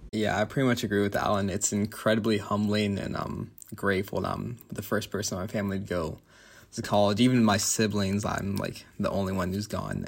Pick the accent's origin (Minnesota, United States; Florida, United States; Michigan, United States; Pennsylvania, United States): Florida, United States; Tampa; moved away as an adult; now in Notre Dame, United States; I'm from Tampa, Florida